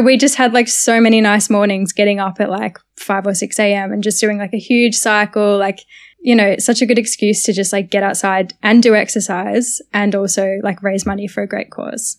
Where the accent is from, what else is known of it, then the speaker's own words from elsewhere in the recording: Sunbury, Victoria, Australia; also born or lived in Carlton, Melbourne; now in Melbourne, Australia; born in literally Carlton, grew up in Sunbury my whole life